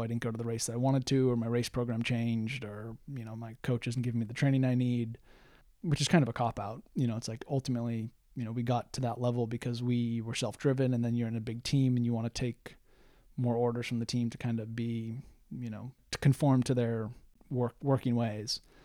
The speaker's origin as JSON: {"language": "English", "country": "United States", "moved": "as an adult", "said": "being an American living in a foreign country"}